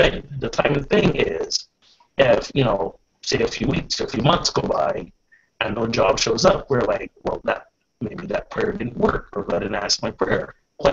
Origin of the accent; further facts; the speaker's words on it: Barbados; moved away; When I was growing up in Barbados